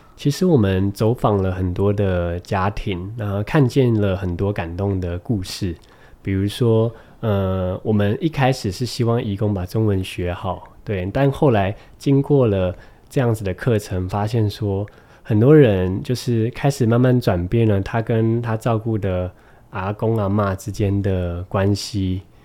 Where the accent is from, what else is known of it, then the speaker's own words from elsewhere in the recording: Taiwan; 当我说我从台湾来的时候